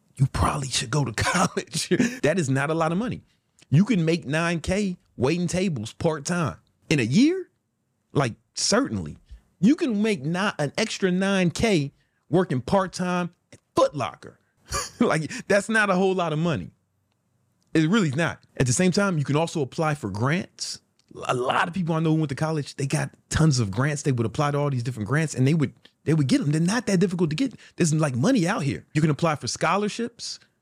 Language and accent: English; Chicago, Illinois, United States; I'm from South Side of Chicago